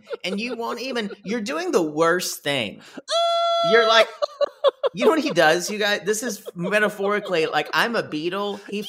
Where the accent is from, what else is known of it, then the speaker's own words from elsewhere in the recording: Australia; I'm like I'm Australian.